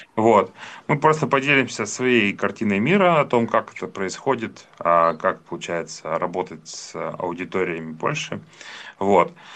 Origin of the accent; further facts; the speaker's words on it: Yekaterinburg, Sverdlovsk Oblast, Russia; являюсь коренным екатеринбуржцем